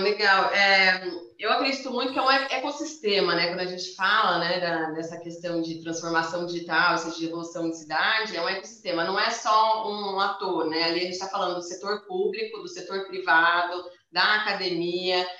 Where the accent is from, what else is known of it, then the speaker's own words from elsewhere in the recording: Campinas, São Paulo, Brazil; eu moro, a gente, né, nós somos de Campinas aqui